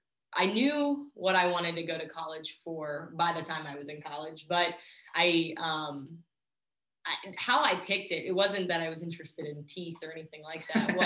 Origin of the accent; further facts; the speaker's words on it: Warren, Ohio, United States; now in Columbus, United States; I grew up about 2.5 hours from Columbus. I always say Youngstown because nobody knows where Warren, Ohio is, but I'm actually from Warren, Ohio, even a suburb of that called Howland, Ohio.